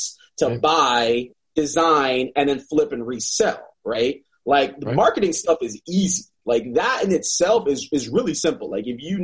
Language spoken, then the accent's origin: English; South Florida, United States; now in North Carolina, United States; I'm from South Florida